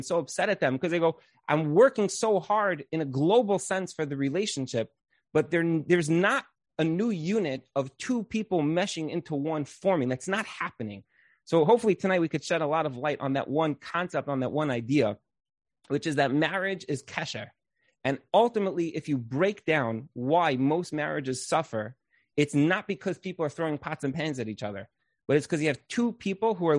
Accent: Brooklyn, New York, United States; I grew up in Brooklyn

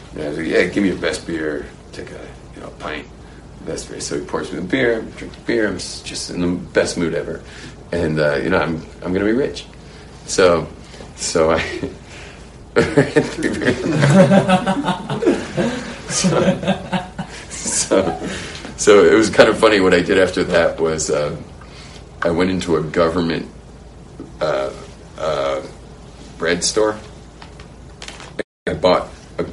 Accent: United States; moved away; when I was a young kid growing up in America

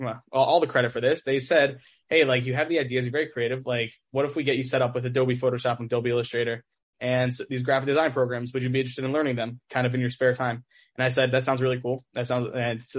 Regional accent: Teaneck, New Jersey, United States; back in high school, I grew up in Teaneck

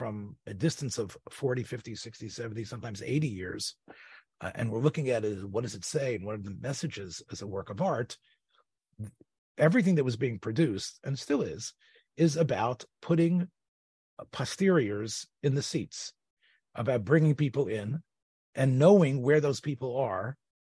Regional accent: Memphis, Tennessee, United States; when I was a kid growing up in Memphis

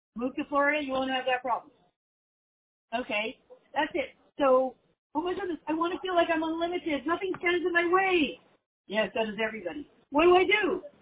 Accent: Canada; moved away

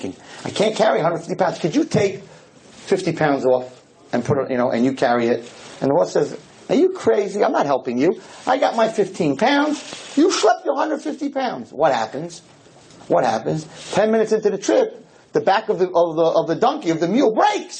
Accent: United States; I'm an American too

